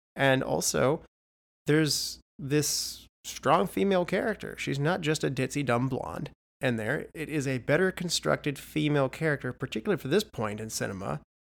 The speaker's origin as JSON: {"language": "English", "region": "West Virginia", "country": "United States", "said": "I'm from West Virginia"}